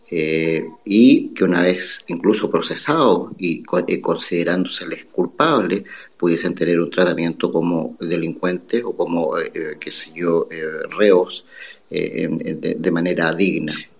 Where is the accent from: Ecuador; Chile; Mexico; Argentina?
Chile; Yo soy chileno.